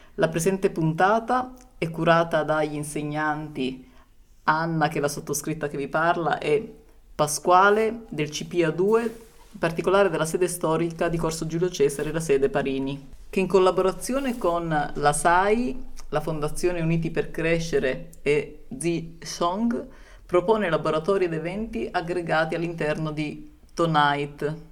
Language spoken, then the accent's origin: Italian; Gambia; Italian is a second language; moved away as an adult; also born or lived in Germany / Libya; now in Turin, Italy; vengo dalla Gambia